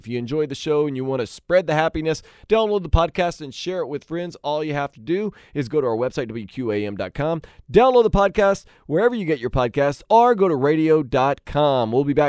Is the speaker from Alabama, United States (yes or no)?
no; New Orleans, Louisiana, United States; moved away; I'm originally from New Orleans.